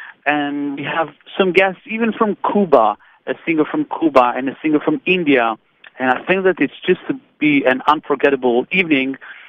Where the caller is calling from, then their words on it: Tel Aviv, Tel Aviv District, Israel; I'm calling you from Tel Aviv.